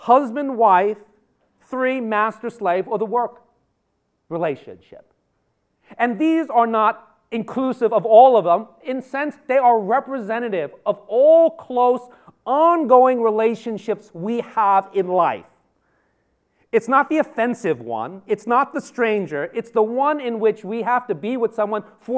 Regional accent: New York City, New York, United States; moved away; I am a native New Yorker. I was born in Manhattan General, went to high school and college in New York

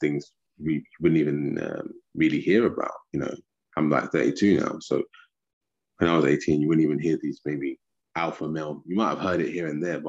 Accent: United Kingdom; I'm from the UK

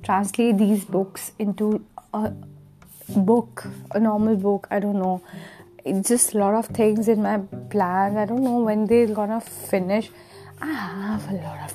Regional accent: Himachal Pradesh, India; moved away; Himachal is my hometown. It's in the north side of India, the hilly area

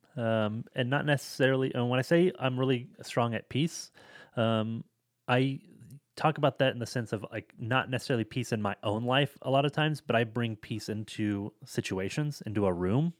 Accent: Seattle, Washington, United States; I'm from the Seattle area

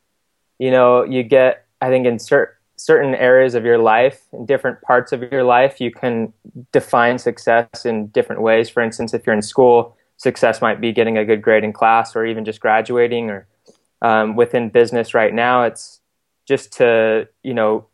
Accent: Scottsdale, Arizona, United States; moved away as an adult; also born or lived in Utah; now in Provo, United States; I am originally from Arizona. I grew up in Scottsdale.

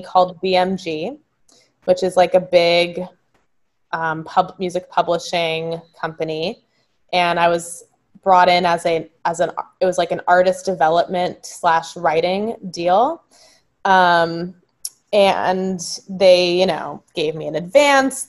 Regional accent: Marina del Rey, California, United States; moved away as an adult; now in Brooklyn, United States; I'm originally from Los Angeles. I grew up in Marina Del Rey.

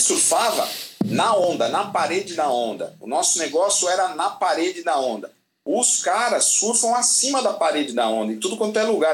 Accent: Brazil; E a gente é brasileiro

